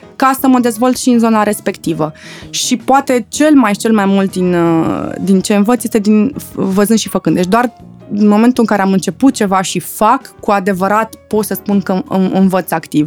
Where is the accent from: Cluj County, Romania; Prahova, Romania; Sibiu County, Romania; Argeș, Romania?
Argeș, Romania; Pitești; Eu fiind provincială, eu sunt din Pitești